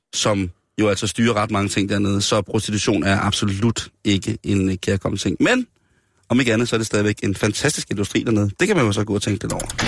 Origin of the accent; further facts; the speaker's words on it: Denmark; jeg er dansker